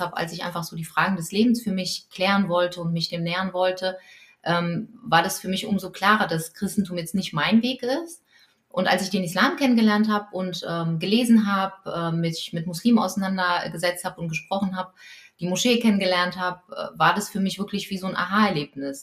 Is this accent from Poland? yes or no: yes; Poland; als Polin und katholisch